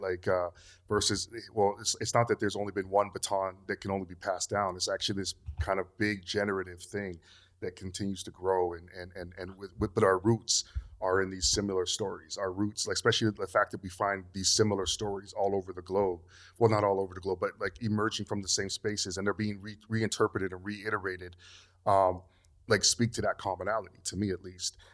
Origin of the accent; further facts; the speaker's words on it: Canada; moved away as an adult; also born or lived in Togo (ancestry); now in Los Angeles, United States; I grew up in Canada